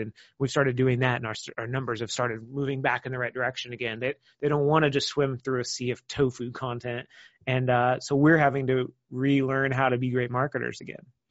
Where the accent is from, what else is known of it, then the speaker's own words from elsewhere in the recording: Kansas City, United States; moved away; I'm originally from Kansas City